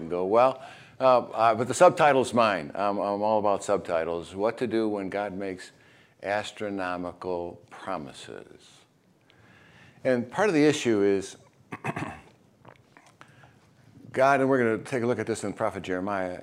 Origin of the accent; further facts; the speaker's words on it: Chicago, Illinois, United States; now in Florida, United States; I grew up in Chicago, so I'm used to the white Christmas